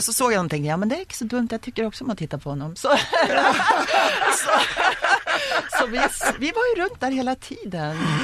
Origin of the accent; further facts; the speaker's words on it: Sweden; hjemme i Sverige